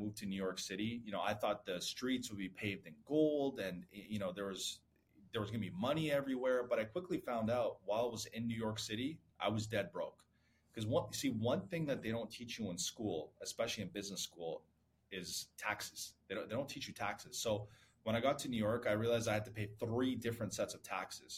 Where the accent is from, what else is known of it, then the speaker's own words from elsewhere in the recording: Vancouver, British Columbia, Canada; first language Farsi; English is a second language; also born or lived in Iran / Turkey; I was born in Iran, and I immigrated to Canada at the age of 5 as a refugee.